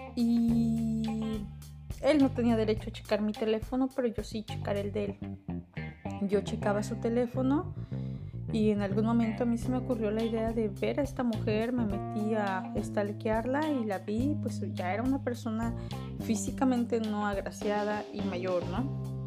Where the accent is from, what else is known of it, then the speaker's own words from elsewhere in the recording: Mexico; Yo soy mexicana